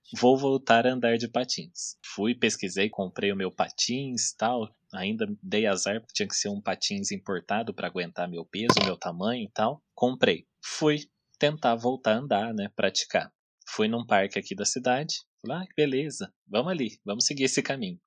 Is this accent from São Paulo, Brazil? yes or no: yes; Taubaté, São Paulo, Brazil; eu sou daqui de Taubaté e eu sempre morei num bairro que é um morro